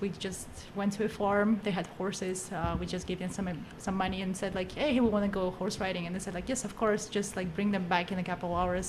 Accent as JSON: {"language": "English", "town": "Astana", "country": "Kazakhstan", "tie": "born or raised there", "moved": "yes", "said": "my hometown was just a small hometown, you know, with small town mentality. But now that it's a capital"}